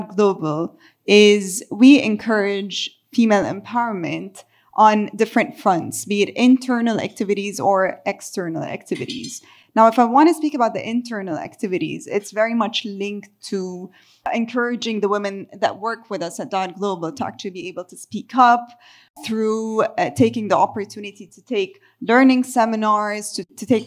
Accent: Beirut, Beirut Governorate, Lebanon; my hometown is Beirut, Lebanon

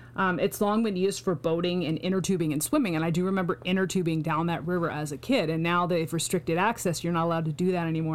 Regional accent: Pacific Northwest, United States; I grew up in the Pacific Northwest

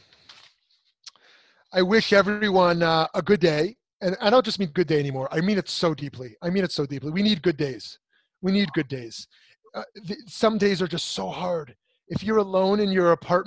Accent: United States; I'm an American, I'm a Jew

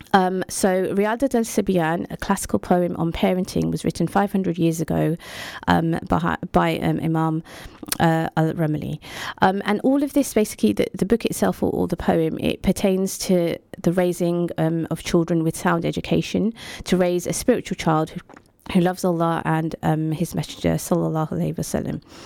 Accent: United Kingdom; we're immigrants living in this country, um, who obviously we're, we're British

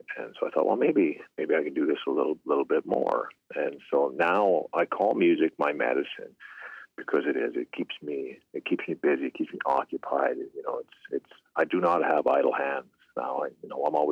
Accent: Pierceland, Saskatchewan, Canada; now in Leader, Canada; I'm from Pierce Land, Saskatchewan, in Canada. I'm residing in the southern part of the province now, Leader, Saskatchewan.

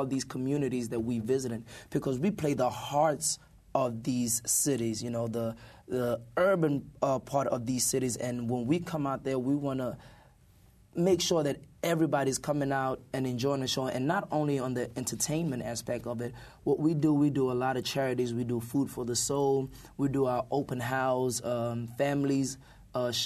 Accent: South Africa; moved away; we even visited South Africa, my home country.

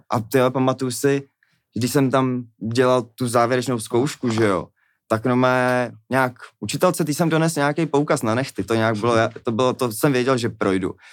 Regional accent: Czechia; jsme Češi my prostě

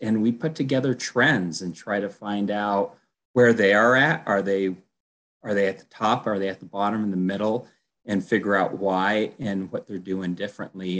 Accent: Colorado, United States; also born or lived in Texas; I'm from Colorado

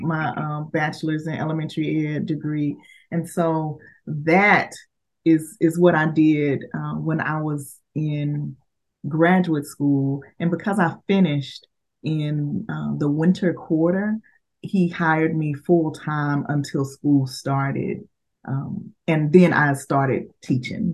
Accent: Dallas, Texas, United States; I am uh, born and raised in Dallas, Texas

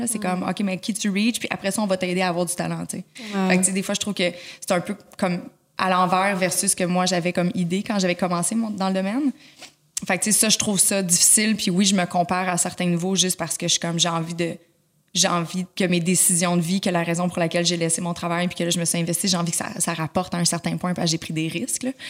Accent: Laval, Quebec, Canada; Je suis née à Laval, j'ai grandi pas je suis née, suis grandi à Laval

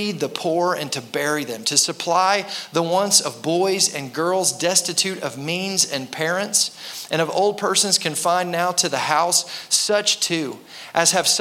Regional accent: United States; American Christians

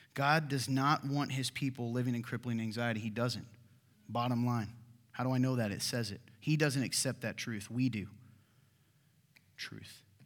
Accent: Kentucky, United States; moved away; my home state of Kentucky

